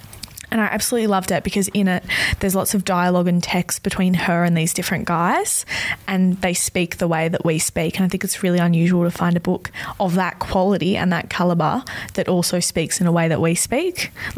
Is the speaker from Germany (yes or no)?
no; Melbourne, Victoria, Australia; now in Sydney, Australia; I'm from Melbourne.